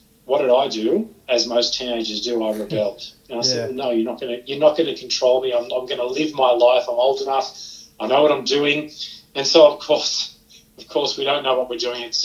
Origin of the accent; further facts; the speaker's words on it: Sydney, New South Wales, Australia; moved away as an adult; also born or lived in Geelong, Victoria; I grew up in Sydney, that then led me to Victoria, Geelong in Victoria to be exact